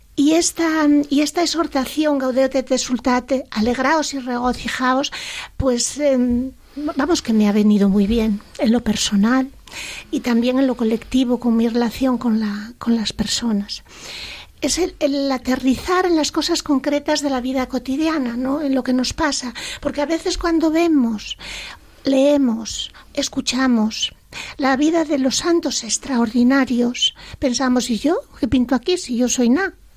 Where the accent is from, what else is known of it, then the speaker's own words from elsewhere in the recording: Asturias, Spain; accent: Asturian; ahora mi acento más asturiano que antes